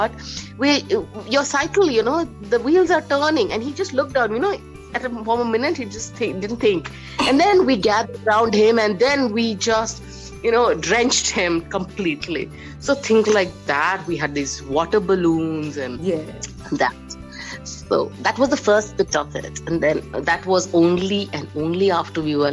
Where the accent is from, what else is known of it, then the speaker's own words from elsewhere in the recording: Ranchi, Jharkhand, India; now in Jamshedpur, India; So I have been born in Ranchi. And that time it was Bihar. And now I am in Jamshedpur